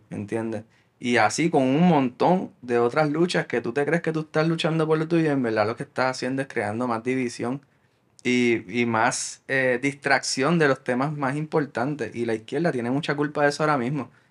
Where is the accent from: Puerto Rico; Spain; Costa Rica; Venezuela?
Puerto Rico; nuestra identidad como puertorriqueños